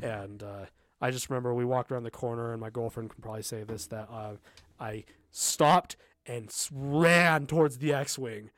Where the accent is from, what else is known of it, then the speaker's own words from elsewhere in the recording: Southern California, United States; I grew up in Southern California, kind of in a desert area, uh, east of Los Angeles